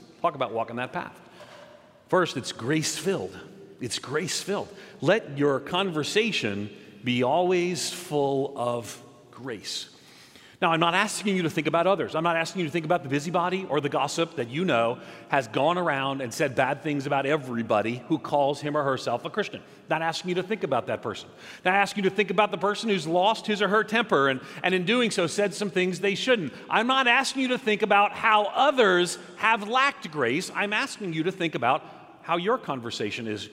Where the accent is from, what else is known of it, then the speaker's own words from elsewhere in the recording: outside of New York City, United States; I grew up nominally Catholic in New York, outside of New York City